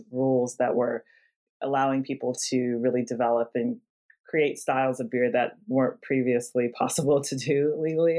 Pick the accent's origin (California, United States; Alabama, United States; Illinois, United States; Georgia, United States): California, United States; I'm from California, where I was born and raised, and to this point I spent most of my life.